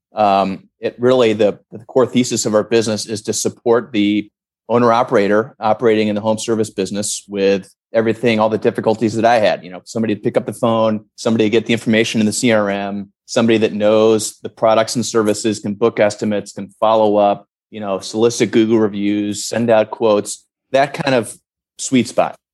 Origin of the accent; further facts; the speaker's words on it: St. Louis, Missouri, United States; my hometown of St. Louis